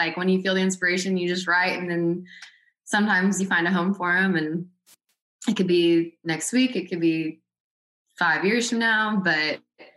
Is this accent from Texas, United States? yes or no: yes; Texas, United States; moved away as an adult; also born or lived in Los Angeles; I come from a country Texas background